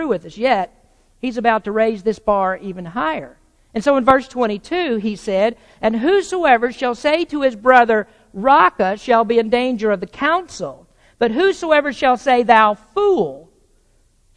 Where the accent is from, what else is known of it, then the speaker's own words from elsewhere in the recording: the South, United States; I grew up in the South in the 50s and the 60s